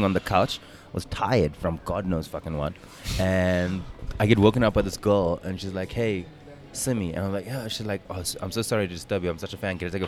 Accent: South Africa; as South African comedians

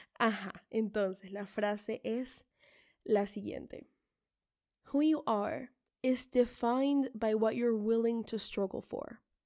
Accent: Colombia; yo nací en Colombia y tengo a mis dos padres

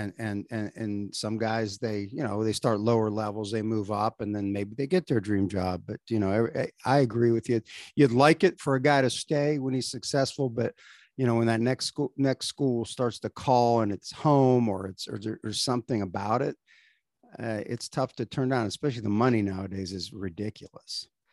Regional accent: Ohio, United States; moved away as an adult; also born or lived in Manhattan, Kansas; I'm from Ohio originally

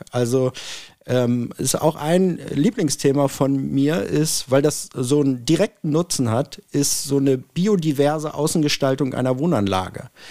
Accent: Hanover, Lower Saxony, Germany; bin Hannoveraner

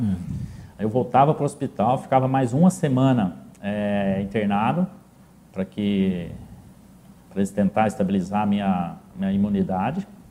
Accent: Paraíso, Brazil; eu, até meus 18 anos sempre morei no sítio, sempre, ainda, né, até hoje, a, a gente tem esse lastro, né, o ganho, o principal ganho de vida nosso hoje ainda vem do, do setor agrícola. Mas eu sou natural de Paraíso

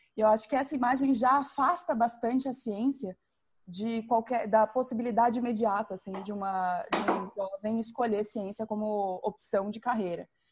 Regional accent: Campo Grande, Mato Grosso do Sul, Brazil; moved away; eu sou, sou mato-grossense, é, nasci em Campo Grande, fui criada em Campo Grande, mas saí daqui meio cedo

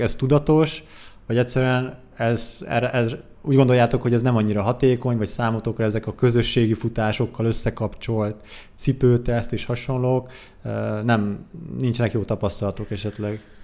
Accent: Székesfehérvár, Fejér, Hungary; Székesfehérvári vagyok egyébként

